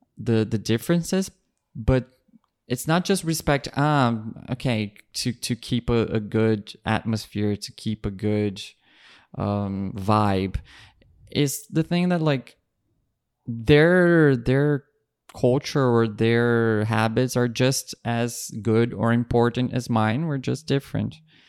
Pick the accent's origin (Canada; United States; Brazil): Brazil; English is a second language; moved away